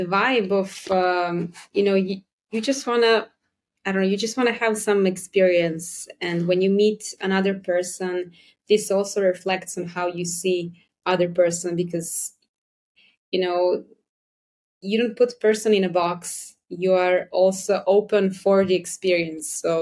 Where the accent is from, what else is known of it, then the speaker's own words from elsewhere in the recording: Serbia; I'm from Serbia